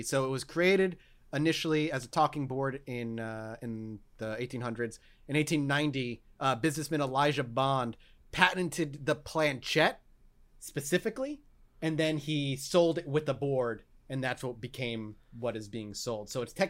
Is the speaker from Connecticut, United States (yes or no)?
no; Ohio, United States; Listen, my home state.